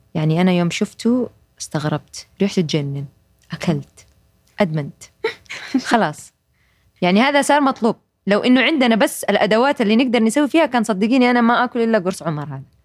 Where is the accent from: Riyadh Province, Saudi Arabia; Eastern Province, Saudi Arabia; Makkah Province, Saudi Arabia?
Makkah Province, Saudi Arabia; Jeddah; moved away; احنا عندنا في جده وفي الغربيه